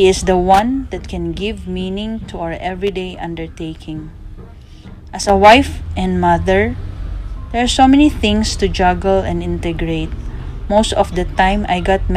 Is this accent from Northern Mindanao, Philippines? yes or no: yes; Cagayan de Oro, Northern Mindanao, Philippines; from Philippines